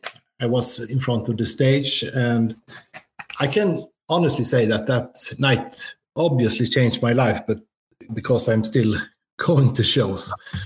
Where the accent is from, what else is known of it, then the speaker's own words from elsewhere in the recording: Ljungby, Kronoberg County, Sweden; It was December 1985 in our old ice hall in my hometown.